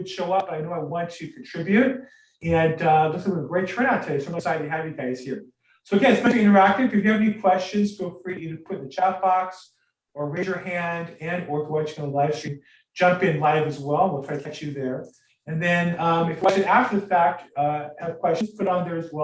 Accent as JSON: {"language": "English", "country": "United States", "said": "I am American"}